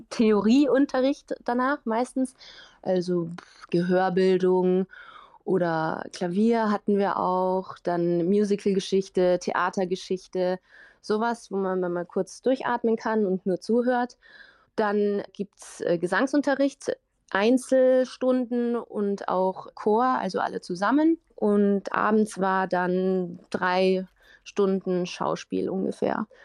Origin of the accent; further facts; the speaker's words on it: Uffing, Bavaria, Germany; ich komme aus Uffing, kleines Dorf und irgendwie alle sagen, wow, du kannst so toll singen